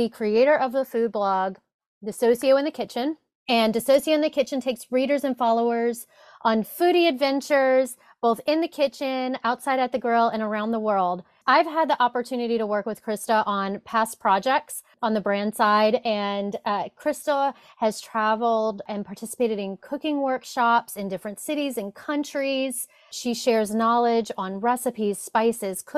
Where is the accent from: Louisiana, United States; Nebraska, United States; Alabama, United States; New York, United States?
Louisiana, United States; I am from Louisiana